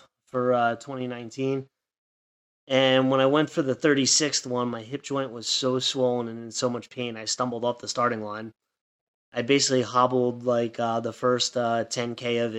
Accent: Long Island, New York, United States; I'm from Long Island, which is part of New York

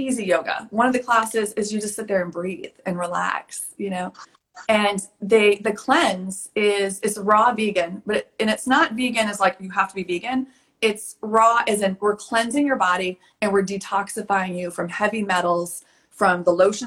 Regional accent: Texas, United States; also born or lived in Bodrum, Turkey; now in Washington, D.C., United States; I'm from Texas in the Midwest. I live in Washington, D.C.

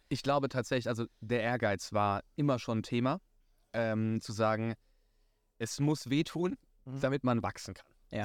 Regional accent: Rhineland-Palatinate, Germany; ich bin gebürtiger Pfälzer, sehr leidenschaftlich.

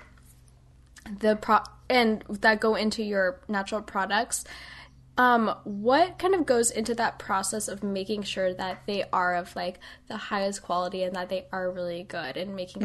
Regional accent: Midwest, United States; I'm from the Midwest

